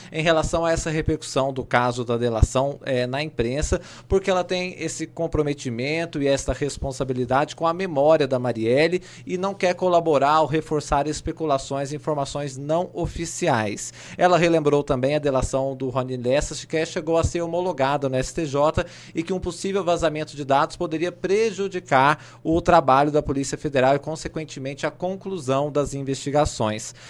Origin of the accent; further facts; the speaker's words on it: Minas Gerais, Brazil; eu que sou mineiro